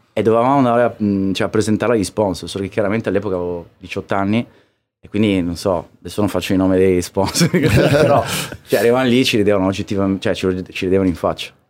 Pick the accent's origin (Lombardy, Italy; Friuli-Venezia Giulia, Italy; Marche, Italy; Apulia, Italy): Friuli-Venezia Giulia, Italy; Trieste; moved away as an adult; now in Milan, Italy; io sono, vengo da Trieste e già, ah, cioè, eravamo lontani da tutto, lo siamo